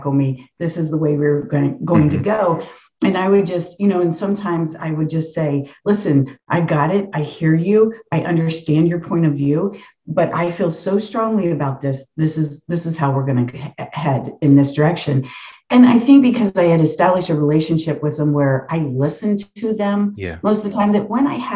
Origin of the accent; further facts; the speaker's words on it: the North, United States; I grew up in the North